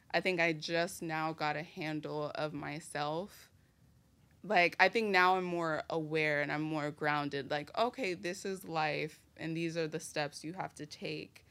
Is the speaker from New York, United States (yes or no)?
yes; New York City, New York, United States; also born or lived in Brooklyn, New York; I was raised in the Bronx, New York, in an area called Marble Hill, and I was also partially raised in Brooklyn, in an area called Mill Basin